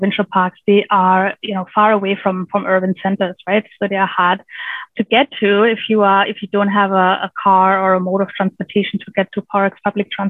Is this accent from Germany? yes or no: yes; Germany; now in British Columbia, Canada; I grew up on a farm in rural in Germany, rural Germany, and really close to the Baltic Sea